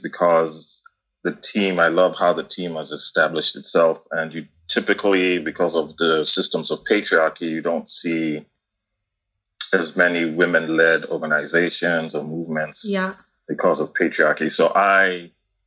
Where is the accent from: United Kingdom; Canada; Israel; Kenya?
Kenya; moved away as an adult; now in United States; I was born and raised in Kenya and went to the U.S. for college